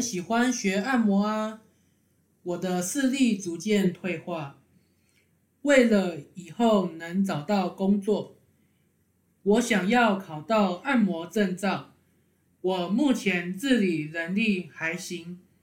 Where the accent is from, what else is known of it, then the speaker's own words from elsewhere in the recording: Kaohsiung, Taiwan; now in Taipei, Taiwan; 我是高雄人，我在台北初生，小学五年级时，跟着爸爸妈妈和妹妹回高雄住。